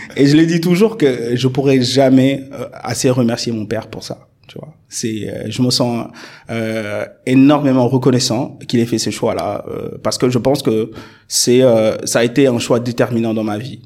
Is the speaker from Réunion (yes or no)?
no; Dakar suburbs, Senegal; moved away as an adult; also born or lived in Lyon, France / Paris, France; j'ai fait tout mon parcours scolaire dans la banlieue dakaroise jusqu'à mon bac au lycée Limamoulaye.